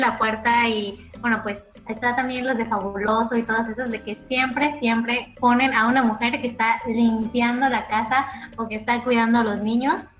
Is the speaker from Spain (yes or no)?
no; Mexico; como realmente somos los mexicanos